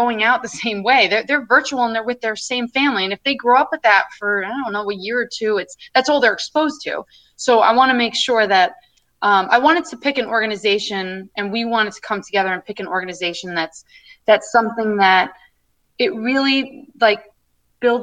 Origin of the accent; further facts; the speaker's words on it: Long Island, New York, United States; I'm coming from Long Island, you know, where I'm, like I said, my family's white and I'm from primarily a white community